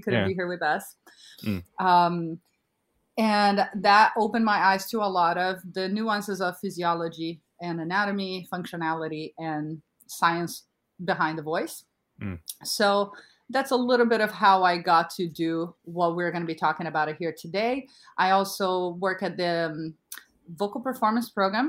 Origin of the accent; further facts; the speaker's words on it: Brazil; English is a second language; moved away as an adult; now in United States; I'm a native of Brazil. I was born and raised in Brazil, moved to the US when I was 23, had to learn English